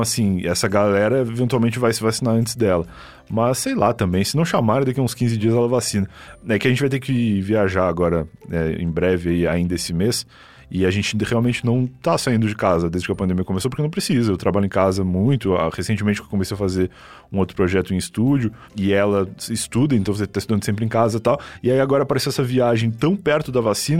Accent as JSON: {"language": "Portuguese", "region": "Rio Grande do Sul", "country": "Brazil", "moved": "yes", "said": "eu sou gaúcho e lá no Sul"}